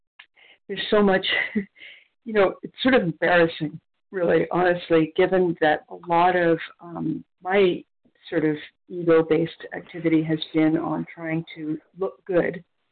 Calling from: near Toronto, Ontario, Canada; I'm calling from Ontario, Canada, near Toronto.

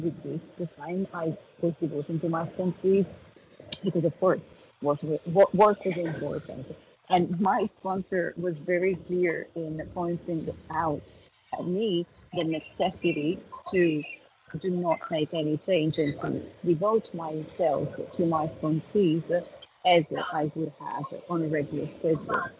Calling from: Italy; I'm calling from Italy

